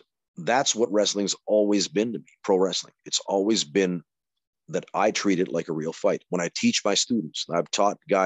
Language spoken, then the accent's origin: English; Calgary, Alberta, Canada; now in Helsinki, Finland; I was brought up in Calgary